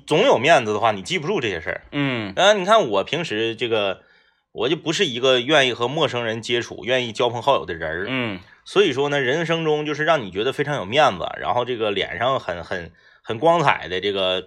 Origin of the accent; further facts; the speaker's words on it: Changchun, Jilin, China; 那我是长春人